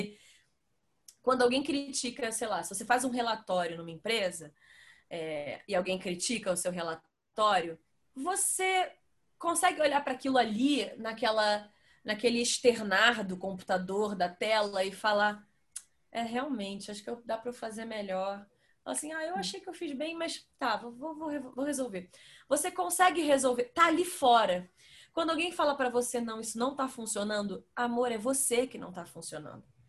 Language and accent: Portuguese; Rio de Janeiro, Brazil; moved away as an adult; now in São Paulo, Brazil; eu sou do Rio